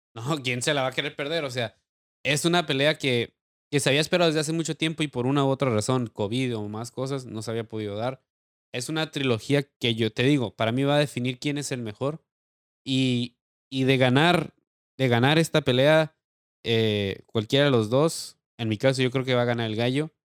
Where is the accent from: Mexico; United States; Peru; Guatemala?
Mexico; como mexicano